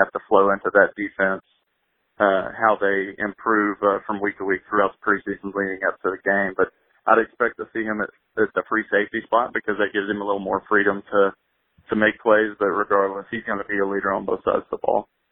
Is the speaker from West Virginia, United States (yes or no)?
yes; Wayne, West Virginia, United States; Wayne's a very tight knit community, and uh, you know, I know that because it's my hometown